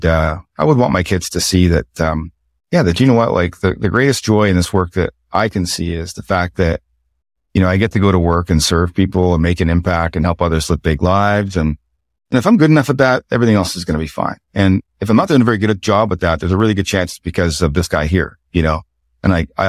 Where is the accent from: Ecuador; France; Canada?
Canada; the Maritimes; You know, my truth was growing up in the Maritimes, you know, there was a lot of poor people